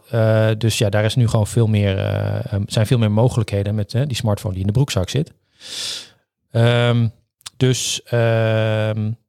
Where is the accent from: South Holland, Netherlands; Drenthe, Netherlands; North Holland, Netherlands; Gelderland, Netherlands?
Drenthe, Netherlands; Assen; also born or lived in Groningen; Dus ik ben ah. geboren in Groningen, opgegroeid in Assen.